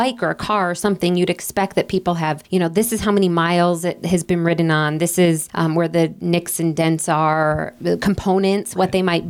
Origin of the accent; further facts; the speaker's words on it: Detroit, Michigan, United States; also born or lived in Chicago; now in Missoula, United States; I'm from Detroit